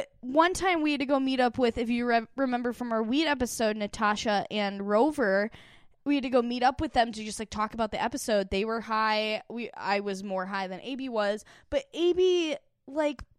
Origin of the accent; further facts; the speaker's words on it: Midwest, United States; moved away; Jacob, Alex, and I are all from the Midwest